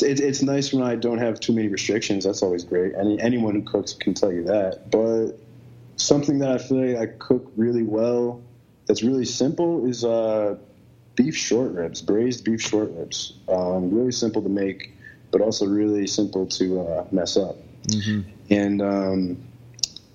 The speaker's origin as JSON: {"language": "English", "region": "New York", "country": "United States", "moved": "yes", "lives_now": "Boston, United States", "said": "As a New Yorker"}